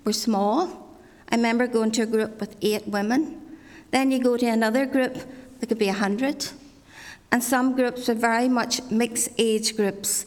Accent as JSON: {"language": "English", "area": "Ards Peninsula", "region": "Northern Ireland", "country": "United Kingdom", "tie": "born or raised there", "said": "I grew up in Glastonbury Presbyterian Church down the Arts Peninsula"}